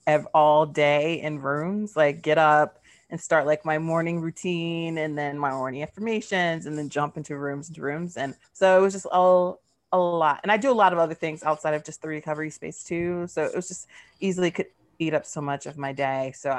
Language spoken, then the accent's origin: English; Georgia, United States; born there; also born or lived in Germany; I'm a military brat. I'm queer. I was born in Georgia, so I'm like a Southern peach, a Southern baby, but grew up all over.